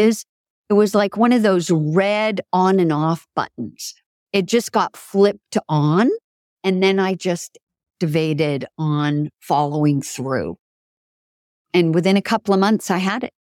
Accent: Canada; also born or lived in Italy; now in New York City, United States; French is pretty good because I was raised in Canada.

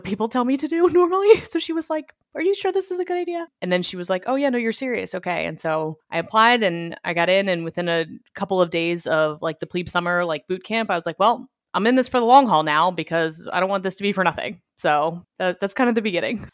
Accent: Annapolis, Maryland, United States; I grew up in Annapolis, Maryland, where the Naval Academy is

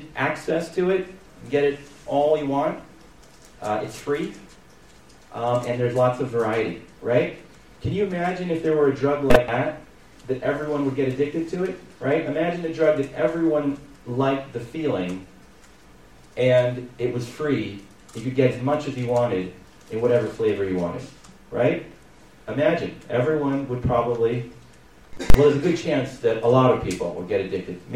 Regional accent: California, United States; moved away as an adult; also born or lived in New York; now in Ramat Beit Shemesh, Israel; I grew up in California. I made Aliyah 5 years ago. I live in Ramat Beit Shemesh.

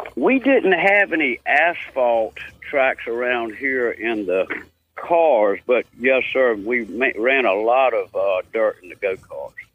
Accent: Danville, Virginia, United States; also born or lived in Halifax County, Virginia; I was born in Danville, Virginia, about 30 miles uh, uh, west of us.

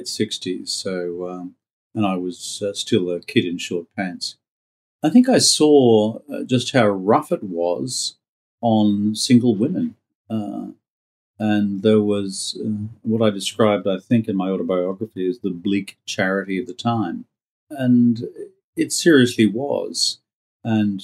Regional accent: rural Queensland, Australia; moved away as an adult; also born or lived in New York, United States; the farm that I grew up on in rural Queensland

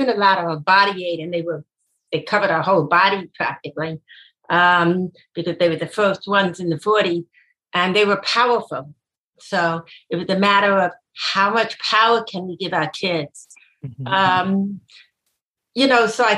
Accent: New York City, New York, United States; also born or lived in Atlanta, United States; we moved then from the Bronx to Queens

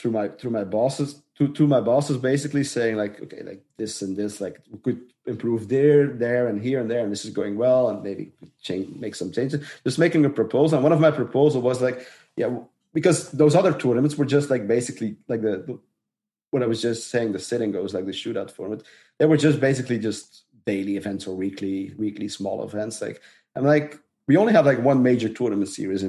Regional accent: Dutch-speaking part of Belgium, Flanders, Belgium; I'm from the Dutch speaking part.

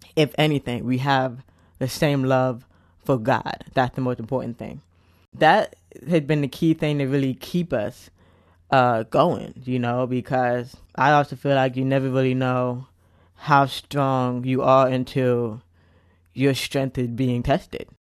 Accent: United States; I am an American, I have, I consider myself part of many different cultures

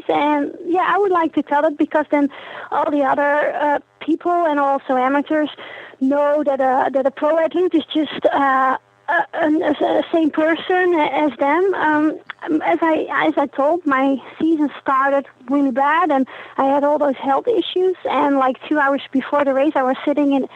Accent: Netherlands; now in Austria; I'm from the Netherlands, but I live in Austria

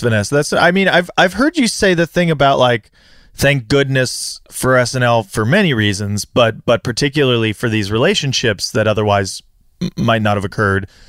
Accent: California, United States; I grew up here in California

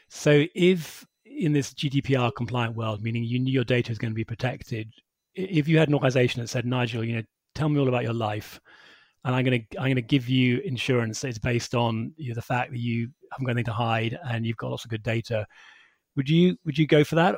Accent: United Kingdom; we're British

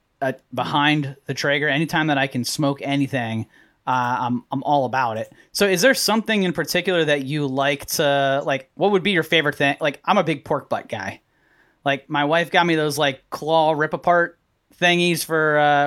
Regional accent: Arlington, Virginia, United States; also born or lived in Washington, D.C.; I'm about 9 miles south of D.C. Is where I was raised, in right outside of Arlington, Virginia.

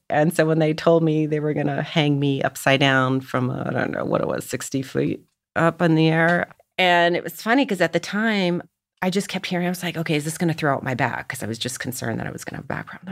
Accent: Canada; now in Los Angeles, United States; as the Canadian

